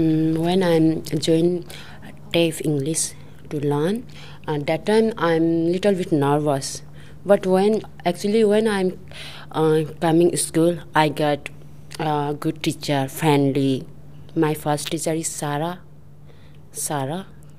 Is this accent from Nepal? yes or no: yes; Nepal; English is a second language; moved away as an adult; now in Australia; I come from Nepal. I've been in Australia 1 year, 6 months. When I've been in Australia, that time I'm a lot of nervous because English is my second language.